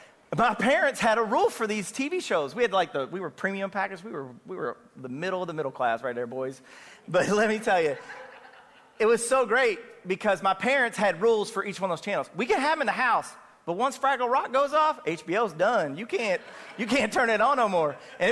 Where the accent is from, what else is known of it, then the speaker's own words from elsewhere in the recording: Kentucky, United States; You know, it's okay to go to Churchill Downs because I'm from Kentucky.